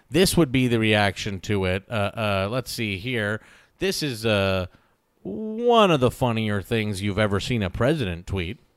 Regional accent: the South, United States; And being a Southerner, Trump's never said the, the word R

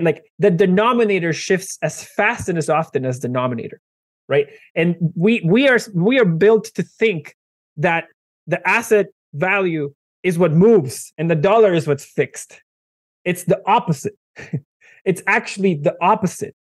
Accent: Venezuela; moved away; I am originally from Venezuela

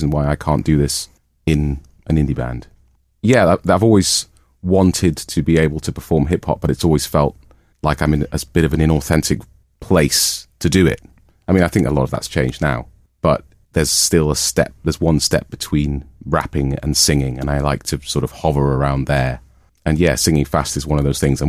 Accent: Newcastle upon Tyne, North East England, United Kingdom; moved away as an adult; also born or lived in Manchester; I'm from Newcastle Way, and so's our drummer Mike

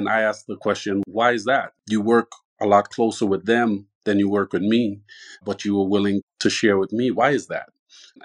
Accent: Trinidad & Tobago; now in Tucson, United States; born and raised in Trinidad, where there's a huge Spanish influence

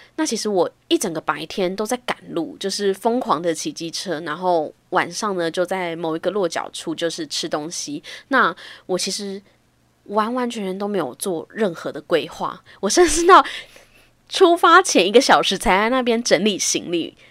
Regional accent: Taiwan; 我们台湾人

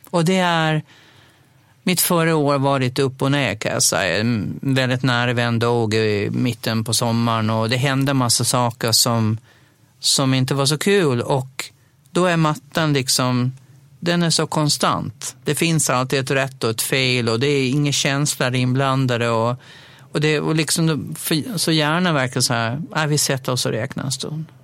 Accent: Dalhem, Gotland, Sweden; under mina tonår, när jag nog bodde kvar hemma i Dalem

